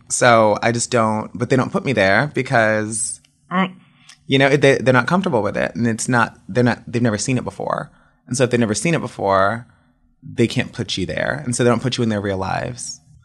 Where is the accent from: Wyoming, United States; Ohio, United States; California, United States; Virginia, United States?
Virginia, United States; Woodbridge; moved away as an adult; also born or lived in Miami, Florida; I grew up in Woodbridge, Virginia, which is like right outside of DC